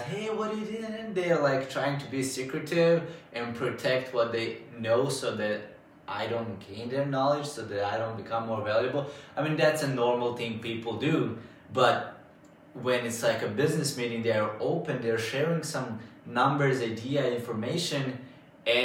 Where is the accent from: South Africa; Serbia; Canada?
Serbia; Bačka Topola, Vojvodina; Bačka Topola, since this is my hometown